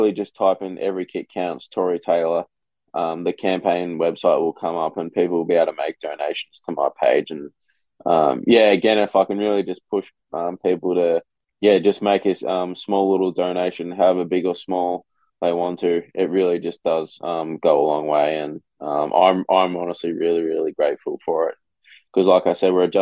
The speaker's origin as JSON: {"language": "English", "town": "Melbourne", "region": "Victoria", "country": "Australia", "moved": "as an adult", "lives_now": "Iowa, United States", "said": "I'm from Melbourne, Victoria"}